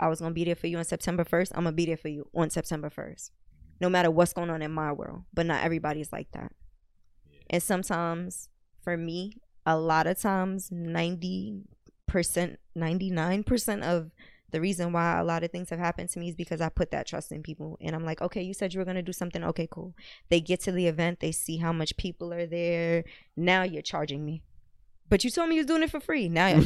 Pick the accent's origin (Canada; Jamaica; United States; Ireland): Jamaica; I'm Jamaican